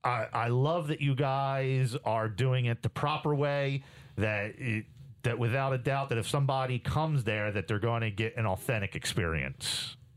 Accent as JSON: {"language": "English", "country": "Jamaica", "said": "obviously I'm from Jamaica, so you're going to have a more authentic experience coming to Jamrock"}